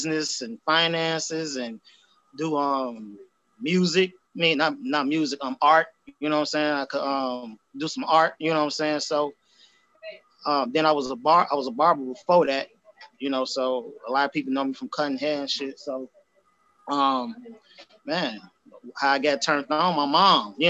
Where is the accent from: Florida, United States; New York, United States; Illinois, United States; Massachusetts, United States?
Illinois, United States; Chicago; I'm from Southside, man. Chicago all day, from Chatham area, 87. So I was born, grew up on 89th and Woodline